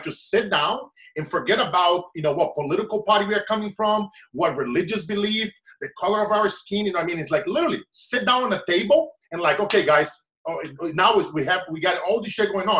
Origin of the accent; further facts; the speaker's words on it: Brazil; English is a second language; moved away; I seen kids die in front of me on the streets of Brazil